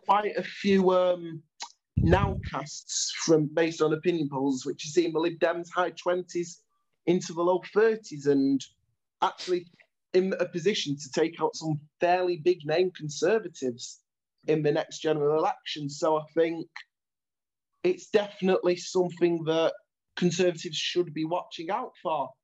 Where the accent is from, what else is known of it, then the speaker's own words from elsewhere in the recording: Stockport, North West England, United Kingdom; I'm from Stockport, but I live in a slightly more marginal seat